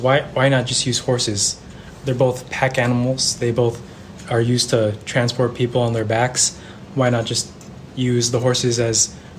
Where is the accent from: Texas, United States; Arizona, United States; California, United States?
California, United States; Benicia; also born or lived in New Haven, Connecticut; I'm a rising senior at Yale University studying both history and political science. I'm back in my hometown here in Benicia this summer